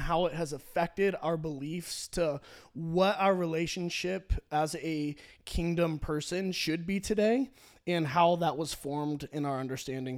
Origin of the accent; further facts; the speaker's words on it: Orange County, California, United States; I grew up in Orange County, California, where church is cool